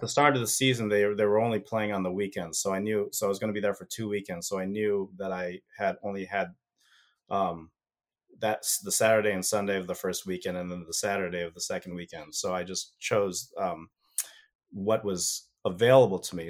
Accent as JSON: {"language": "English", "country": "United States", "said": "I'm an American"}